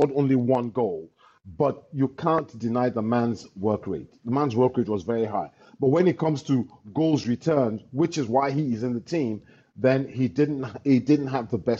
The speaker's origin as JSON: {"language": "English", "country": "Nigeria"}